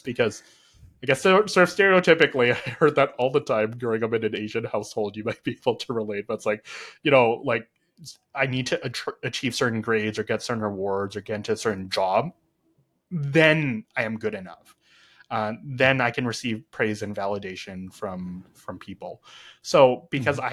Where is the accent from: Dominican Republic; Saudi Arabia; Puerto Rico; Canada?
Canada; I was born and raised in Canada